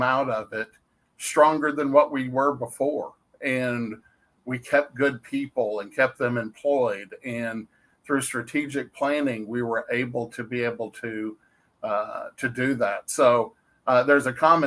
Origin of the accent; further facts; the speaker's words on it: Dallas, Texas, United States; moved away as an adult; now in Waxahachie, United States; I was born and raised in Dallas